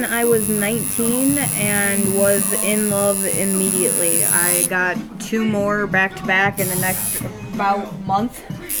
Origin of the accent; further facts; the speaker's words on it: Toledo, Ohio, United States; I'm from here, Toledo, Ohio.